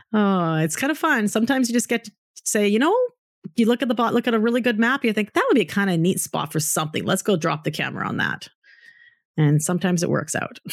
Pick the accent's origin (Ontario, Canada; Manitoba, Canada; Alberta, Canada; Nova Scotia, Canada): Alberta, Canada; Calgary; moved away; I grew up in Calgary too